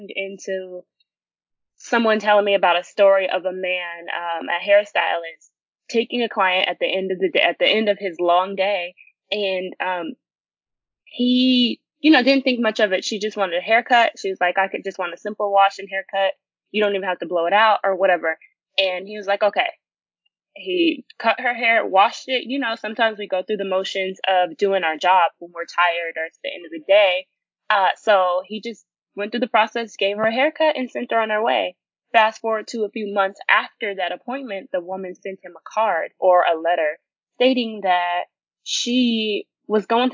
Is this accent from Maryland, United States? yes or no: no; Sacramento, California, United States; I am a hairstylist from Sacramento, California